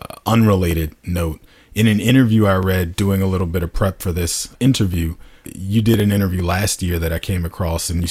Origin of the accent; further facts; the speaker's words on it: United States; I am that American